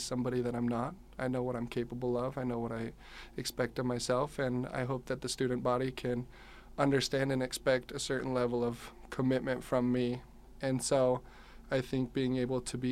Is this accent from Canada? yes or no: no; South Jordan, Utah, United States; I'm from South Jordan, Utah.